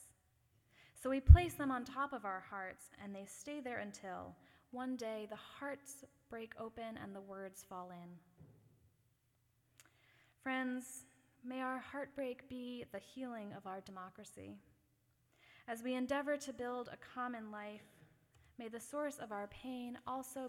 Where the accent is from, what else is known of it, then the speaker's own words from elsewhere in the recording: Massachusetts, United States; the Massachusetts town I grew up